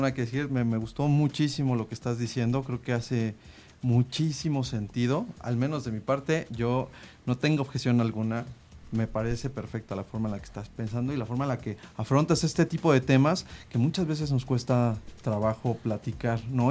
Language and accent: Spanish; Mexico